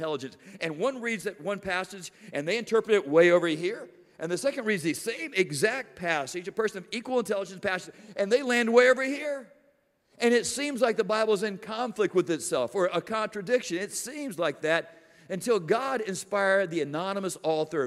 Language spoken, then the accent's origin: English; Miami, Florida, United States; I'm from South Florida, and man, we do hurricanes in Miami.